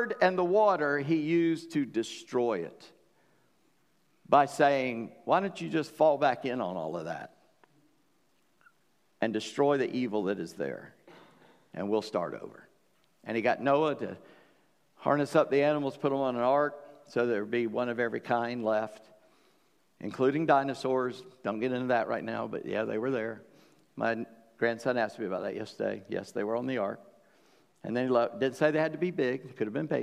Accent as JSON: {"language": "English", "town": "Charleston", "country": "United States", "tie": "born or raised there", "said": "I grew up in Charleston"}